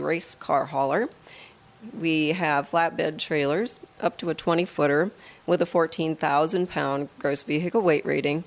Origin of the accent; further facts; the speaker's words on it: Midwest, United States; moved away as an adult; now in Wheat Ridge, United States; I'm actually from the Midwest